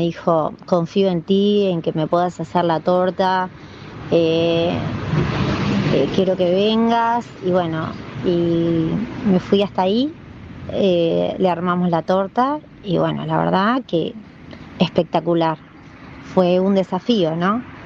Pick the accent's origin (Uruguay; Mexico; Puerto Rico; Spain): Uruguay